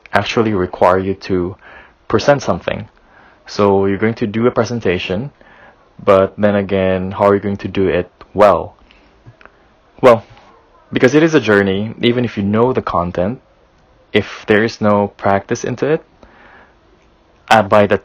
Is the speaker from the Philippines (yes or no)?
yes; Philippines; I come from the Philippines